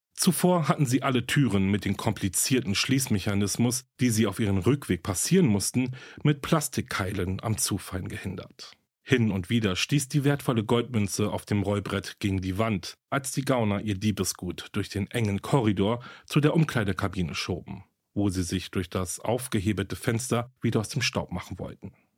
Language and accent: German; Berlin, Germany; nach Berlin, meine Heimatstadt